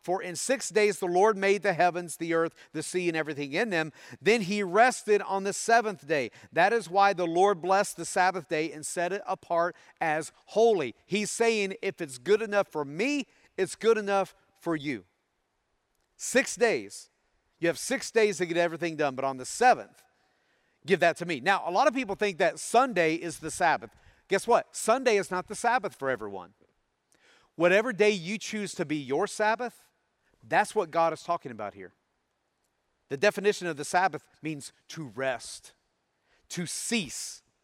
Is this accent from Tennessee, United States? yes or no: yes; Tennessee, United States; growing up in Tennessee